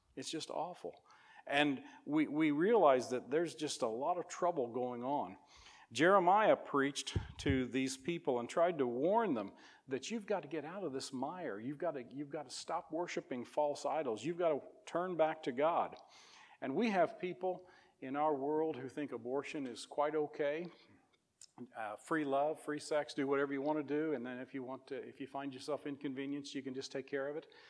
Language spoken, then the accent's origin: English; Missouri, United States; moved away as an adult; now in Whitehall, United States; I grew up in Missouri and have lived there the last 11 years